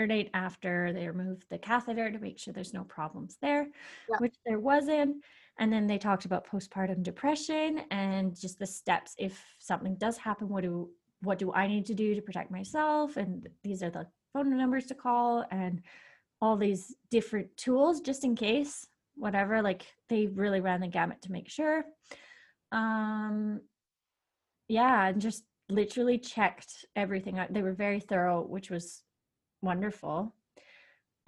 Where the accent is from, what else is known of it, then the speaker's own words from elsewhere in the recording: Canada; moved away as an adult; now in Austria; I can prove that I'm Canadian